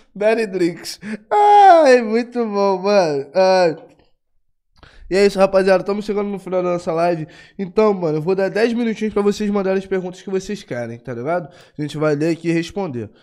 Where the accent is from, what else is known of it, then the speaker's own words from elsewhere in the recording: Rio de Janeiro, Brazil; Eu sou do Rio de Janeiro